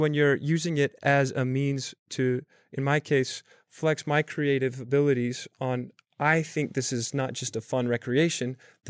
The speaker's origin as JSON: {"language": "English", "town": "Salt Lake City", "region": "Utah", "country": "United States", "also_born_or_lived": "Bay Area", "moved": "yes", "lives_now": "New York, United States", "said": "I'm 8 months into New York, by the way. I moved here from the Bay Area, originally from Salt Lake City."}